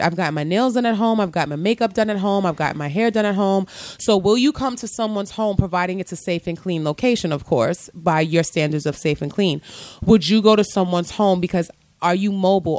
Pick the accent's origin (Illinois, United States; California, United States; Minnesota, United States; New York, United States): New York, United States; New York City; Growing up in the Bronx